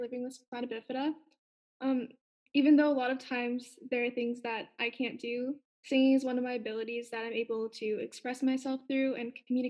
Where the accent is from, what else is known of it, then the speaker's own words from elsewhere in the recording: Brantford, Ontario, Canada; I'm from Brantford, Ontario, Canada.